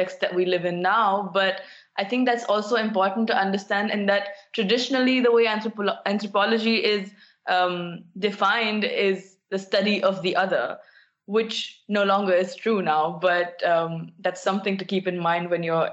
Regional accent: New Delhi, Delhi, India; moved away as an adult; now in Eindhoven, Netherlands; I'm from New Delhi in India

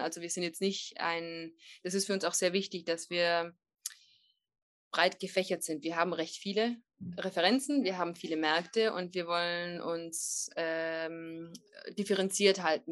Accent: Trentino-Alto Adige, Italy; warum sitzt da eine Italienerin und spricht Deutsch? Wir sind eine gemischte Familie

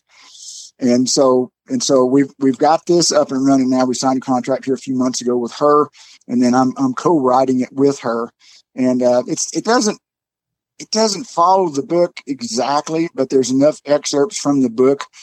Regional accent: Texas, United States; I'm from Texas

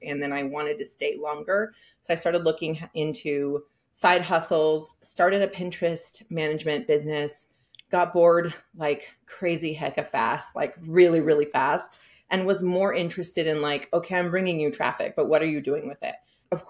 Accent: San Francisco, California, United States; now in Hudson Valley, United States; I am originally from San Francisco, but I live in Hudson Valley now

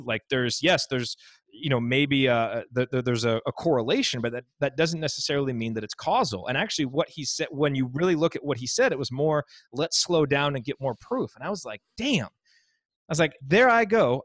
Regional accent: Indiana, United States; I grew up in Indiana

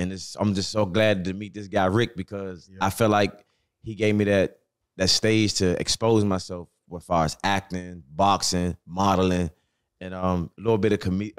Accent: Washington, District of Columbia, United States; came to my city

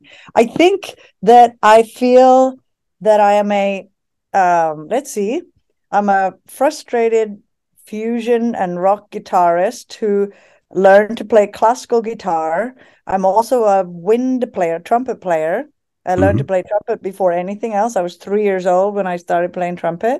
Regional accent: Norway; moved away as an adult; also born or lived in London, United Kingdom / New York, United States; now in Anchorage, United States; My parents are Norwegian, and I grew up in Norway.

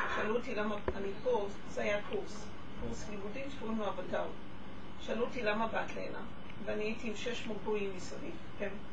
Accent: Israel; אני נולדתי פה ואני אמוץ פה

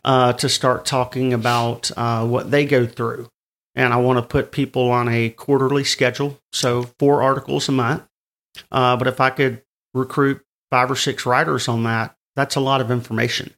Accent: the South, United States; I'm from the South

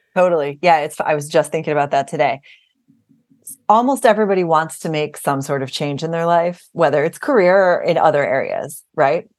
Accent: Buffalo, New York, United States; we grew up in South Buffalo, New York, kind of a very close-knit Irish Catholic community

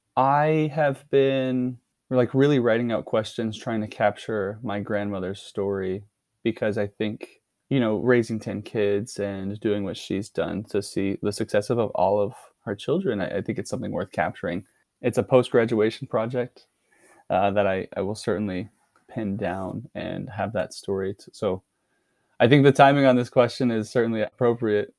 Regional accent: Dallas, Texas, United States; moved away; I'm originally from Dallas, Texas.

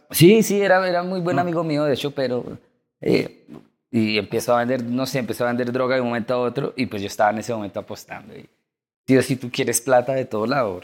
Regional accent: Chía, Cundinamarca, Colombia; yo soy de Chía, que es acá un, pueblo cerca de Cabo.

